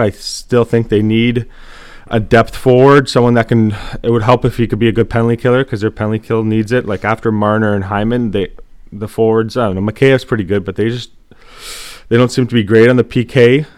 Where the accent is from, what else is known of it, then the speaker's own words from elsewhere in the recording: Canada; we grew up with fighting and, like, we watched it, uh, like, just being Canadian, it was always hockey.